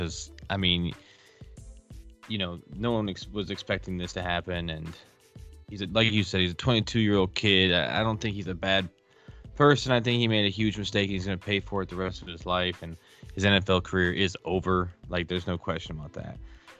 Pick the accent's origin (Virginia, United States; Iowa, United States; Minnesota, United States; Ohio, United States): Minnesota, United States; I'm from Minnesota.